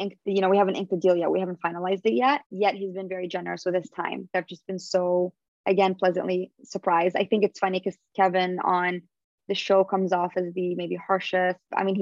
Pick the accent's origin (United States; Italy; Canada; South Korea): Canada; And we have like a special connection also, just both being Canadian and him being half Lebanese.